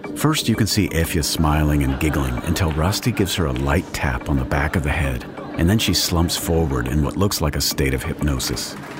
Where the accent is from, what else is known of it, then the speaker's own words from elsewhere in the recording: Texas, United States; moved away; I'm originally from Texas, where you can drive for two straight days without much of a change in culture or scenery